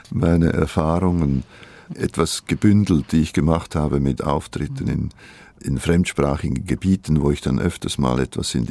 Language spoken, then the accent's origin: German; Switzerland; first language Swiss German; Meine Muttersprache ist eigentlich ein schweizerdeutscher Dialekt.